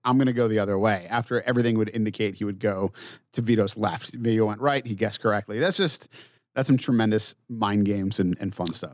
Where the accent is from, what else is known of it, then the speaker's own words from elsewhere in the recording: Massachusetts, United States; now in Minneapolis, United States; I grew up in Massachusetts in a town of five thousand people.